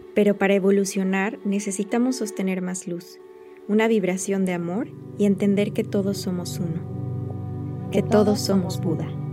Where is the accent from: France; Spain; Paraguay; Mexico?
Mexico; moved away as an adult; now in Denmark; yo dejé México, pues, o sea, en febrero del año pasado y cuando llegué a Dinamarca